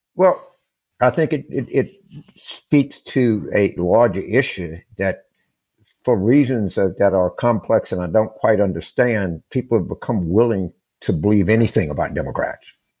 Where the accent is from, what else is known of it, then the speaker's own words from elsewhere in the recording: Louisiana, United States; moved away; also born or lived in Pennsylvania; I grew up in Louisiana